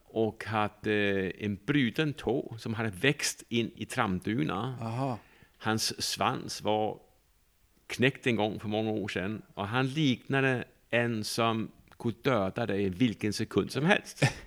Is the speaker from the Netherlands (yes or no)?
no; Denmark; Norwegian is a second language; moved away as an adult; now in Sweden; jeg er jo fra Danmark